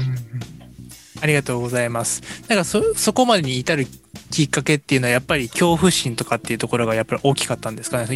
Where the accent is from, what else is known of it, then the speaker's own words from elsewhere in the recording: Hiroshima, Japan; 僕も広島出身なので